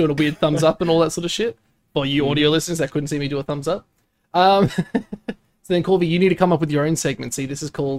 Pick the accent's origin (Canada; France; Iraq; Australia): Australia; Brisbane, Queensland; What's wrong with Brisbane? You just dissed my hometown